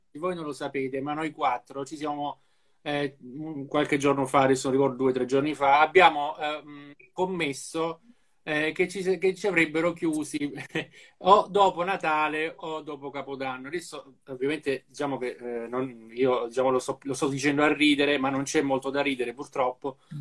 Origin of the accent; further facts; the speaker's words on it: Apulia, Italy; in Puglia abbiamo le persone migliori in assoluto